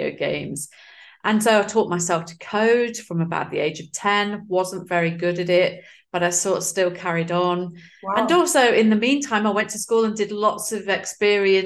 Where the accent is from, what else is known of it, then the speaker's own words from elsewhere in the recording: Nottingham, East Midlands, United Kingdom; now in Zurich, Switzerland; I'm originally from the Midlands in the UK. So a place called Nottingham